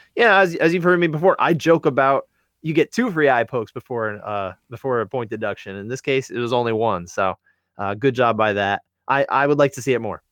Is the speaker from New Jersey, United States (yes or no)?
yes; New Jersey, United States; We are. Jersey, represent